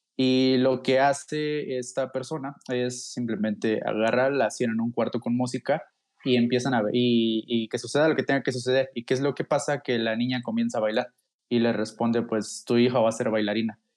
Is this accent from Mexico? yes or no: yes; Mexico; yo soy mexicano